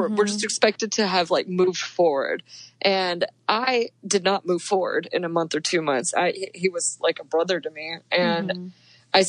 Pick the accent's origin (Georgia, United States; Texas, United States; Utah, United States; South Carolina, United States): Texas, United States; Dallas; now in Colorado, United States; I grew up in Dallas, Texas